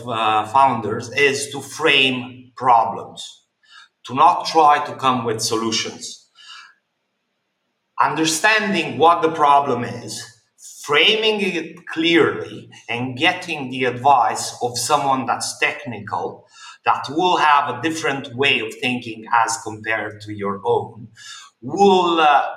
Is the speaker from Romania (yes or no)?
yes; Romania; moved away as an adult; also born or lived in London, United Kingdom; now in Dubai, United Arab Emirates; I was born in Romania. I've spent the first 20 years of my life in Romania